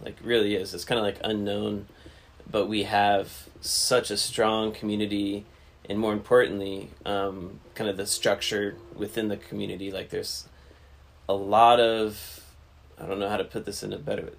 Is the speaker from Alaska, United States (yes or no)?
yes; Alaska, United States; also born or lived in Fort Collins, Colorado; I was originally from Alaska